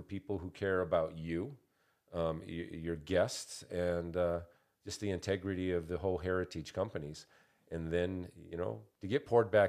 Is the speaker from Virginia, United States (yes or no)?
no; Montana, United States; I'm originally from Montana, and there's some pride that we take there.